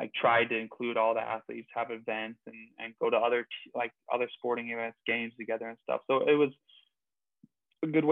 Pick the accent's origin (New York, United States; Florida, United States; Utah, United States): Utah, United States; Utah Valley, United States; Utah Valley University, where my hometown, that's where I'm from.